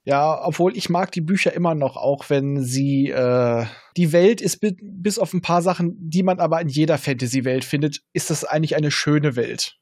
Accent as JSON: {"language": "German", "region": "Northern Germany", "country": "Germany", "said": "als Norddeutscher"}